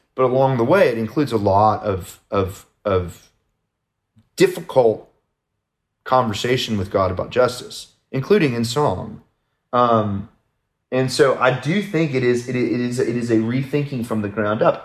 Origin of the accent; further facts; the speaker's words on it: United States; I'm an American